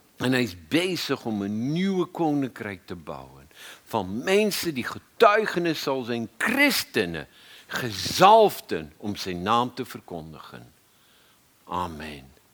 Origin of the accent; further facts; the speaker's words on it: South Africa; moved away as an adult; now in Netherlands; Ik kwam uit Zuid-Afrika.